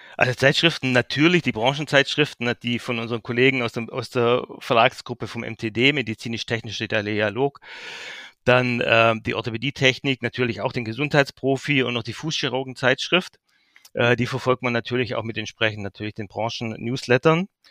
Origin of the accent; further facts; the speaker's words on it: Heidenheim an der Brenz, Baden-Württemberg, Germany; also born or lived in Berlin / Geislingen an der Steige; Ich bin auf der Schwäbischen Alb geboren, dort aufgewachsen, in Heidenheim an der Brenz, dort Abitur gemacht